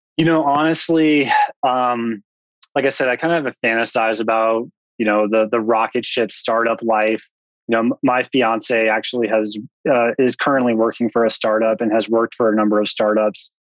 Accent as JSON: {"language": "English", "area": "outside of Boulder", "region": "Front Range of Colorado", "country": "United States", "tie": "born or raised there", "said": "I grew up in the Front Range of Colorado, outside of Boulder"}